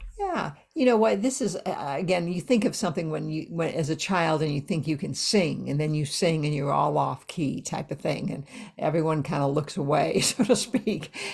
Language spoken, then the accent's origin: English; United States; I'm, I'm from the States